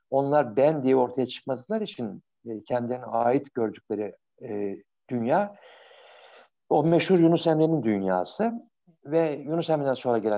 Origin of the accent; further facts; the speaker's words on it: Bursa, Turkey; Ben Bursalıyım. Ben benim babam Yalovalı, annem Bursalı.